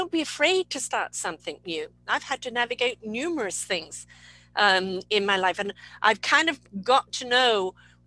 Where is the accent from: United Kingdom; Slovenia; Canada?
United Kingdom; England; I'm come from England